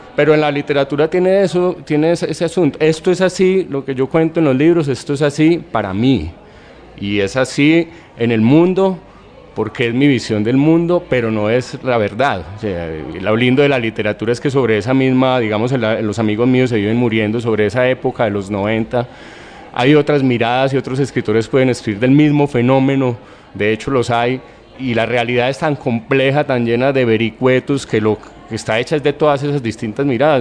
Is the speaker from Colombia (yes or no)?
yes; Colombia; now in Buenos Aires, Argentina